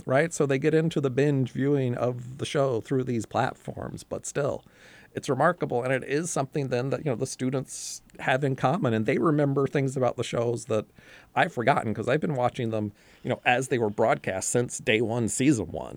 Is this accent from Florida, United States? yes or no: no; North Carolina, United States; I was growing up in North Carolina